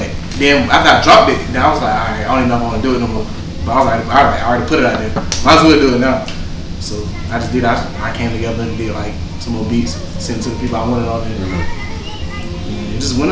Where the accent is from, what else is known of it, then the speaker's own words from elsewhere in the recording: Jenkinsville, South Carolina, United States; I'm from Jenkinsville